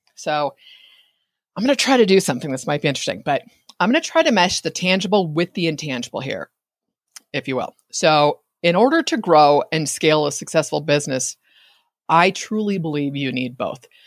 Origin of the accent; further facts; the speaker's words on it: Bay Area, California, United States; I'm in Northern California. I grew up in the Bay Area